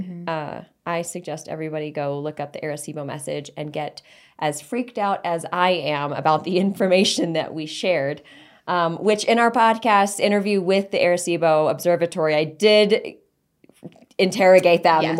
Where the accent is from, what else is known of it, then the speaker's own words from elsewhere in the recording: Texas, United States; I'm from Texas. Shoot first, ask later.